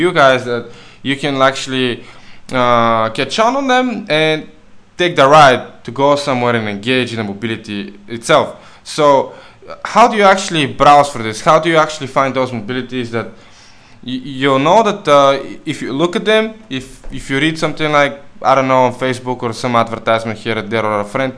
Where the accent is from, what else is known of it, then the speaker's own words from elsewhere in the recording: Bulgaria; now in Canary Islands, Spain; we come from Bulgaria